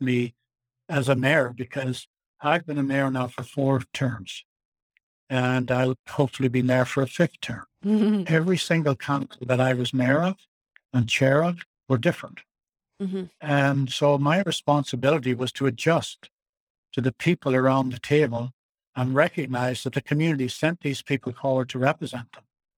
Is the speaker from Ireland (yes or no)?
yes; Ireland; now in Nelson, Canada; where I was raised in Ireland